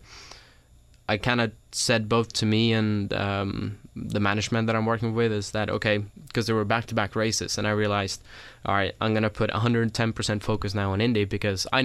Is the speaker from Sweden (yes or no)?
yes; Sweden; moved away as an adult; now in United States; I grew up in Europe, I'm from Sweden, and raced over there